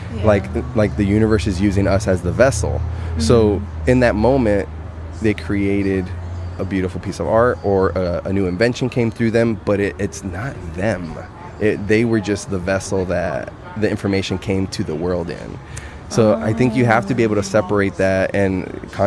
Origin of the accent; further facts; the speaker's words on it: United States; first language Spanish; English is a second language; My parents weren't born in the U.S. Mm-hmm. I was. And my first language is Spanish